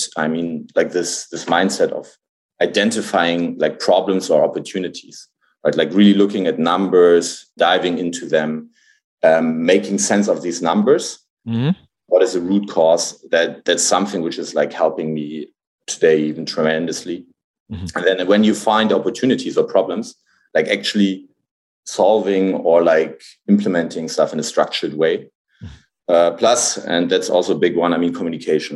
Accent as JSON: {"language": "English", "region": "Hamburg", "country": "Germany", "tie": "born or raised there", "moved": "as an adult", "said": "I grew up in Hamburg. Like I was born in Hamburg. I grew up there like until the end of high school, so didn't really move or anything."}